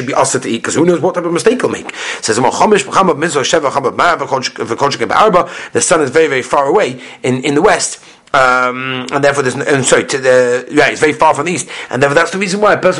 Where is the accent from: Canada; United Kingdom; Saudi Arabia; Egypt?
United Kingdom; England; I'm from England.